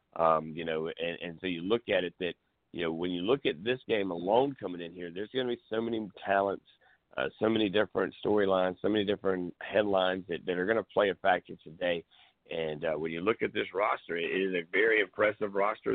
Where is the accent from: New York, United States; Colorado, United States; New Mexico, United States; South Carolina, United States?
South Carolina, United States; Grand Strand; growing up on the Grand Strand and being a part of that area